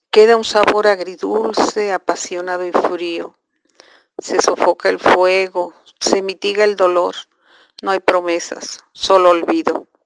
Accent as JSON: {"language": "Spanish", "town": "Las Flores", "region": "Veracruz", "country": "Mexico", "said": "soy de las Flores, de Veracruz."}